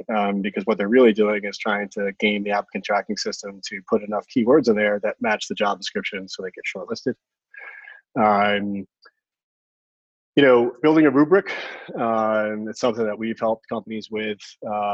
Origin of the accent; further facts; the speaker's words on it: Cohasset, Massachusetts, United States; I'm a local. I grew up on the South Shore in Cohasset.